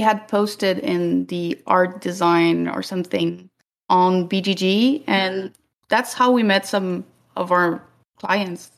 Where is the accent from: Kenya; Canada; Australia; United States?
Canada; we're Canadian